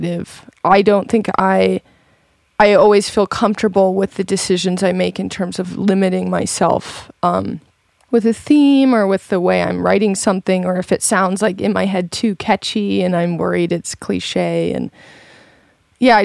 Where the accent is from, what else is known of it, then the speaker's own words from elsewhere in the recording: Montana, United States; moved away; also born or lived in Michigan / Los Angeles; I grew up in Montana, but I was born in Michigan, and my parents sort of moved west when I was younger. And then we sort of kind of moved to LA for a bit